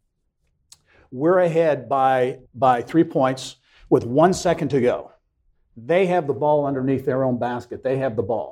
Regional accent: Clinton, Indiana, United States; enjoyed growing up in small town Indiana

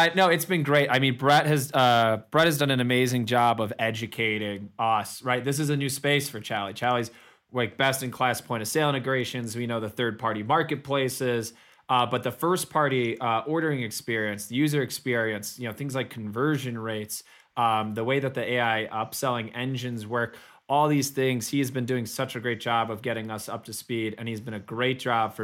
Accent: Chicago, Illinois, United States; moved away; Welcome to Chicago, my hometown

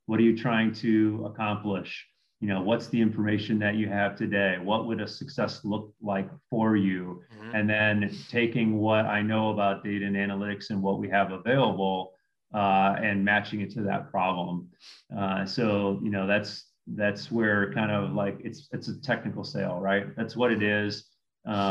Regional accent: Midwest, United States; I grew up in the Midwest

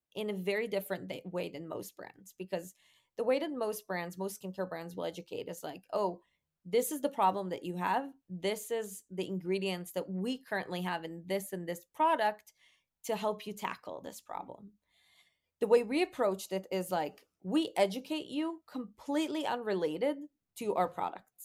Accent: Israel; growing up in Israel

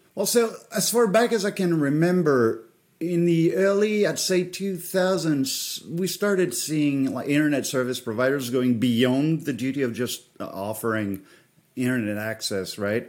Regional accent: France; moved away; I come from France

